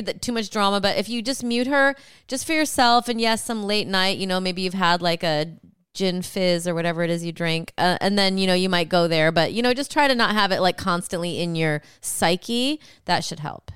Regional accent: Rockford, Illinois, United States; I'm from Rockford.

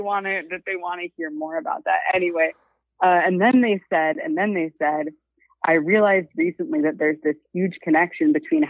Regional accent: California, United States; I'm from California.

